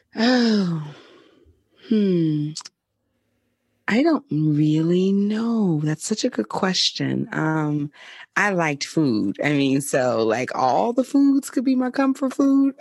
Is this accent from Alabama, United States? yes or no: yes; Mobile, Alabama, United States; moved away; also born or lived in California; my hometown of Mobile, Alabama